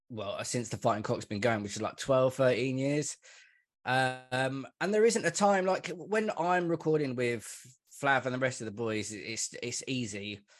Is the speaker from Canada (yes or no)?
no; United Kingdom; And I'm a Brit, so it's like there's that thing coming on to an American podcast and American listeners as well.